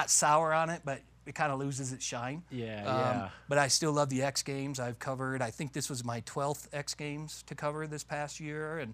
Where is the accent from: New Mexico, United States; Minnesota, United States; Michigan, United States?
Michigan, United States; Detroit; I grew up in Detroit